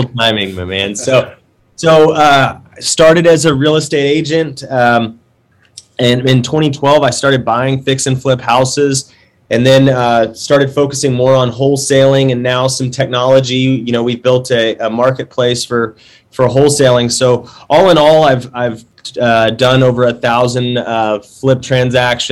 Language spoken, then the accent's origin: English; Dallas, Texas, United States; I was born and raised in Dallas